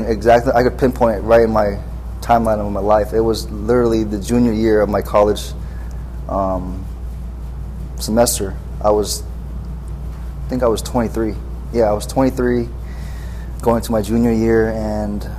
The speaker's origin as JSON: {"language": "English", "area": "Orange County", "region": "California", "country": "United States", "said": "I'm from Orange County, California."}